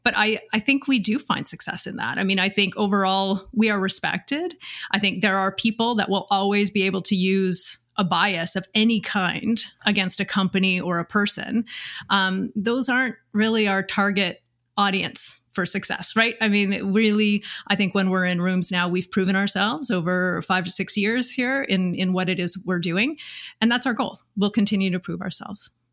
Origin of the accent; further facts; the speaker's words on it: Pense, Saskatchewan, Canada; I'm originally from Saskatchewan, and I grew up in an agricultural community